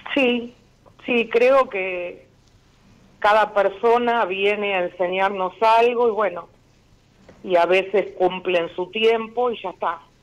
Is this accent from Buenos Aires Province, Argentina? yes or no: yes; Ciudadela, Buenos Aires Province, Argentina; De Ciudadela.